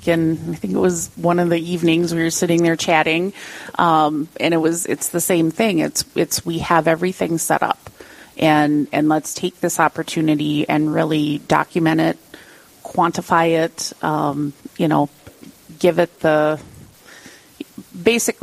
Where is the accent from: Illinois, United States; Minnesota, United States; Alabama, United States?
Minnesota, United States; Iron Range; I grew up on the Iron Range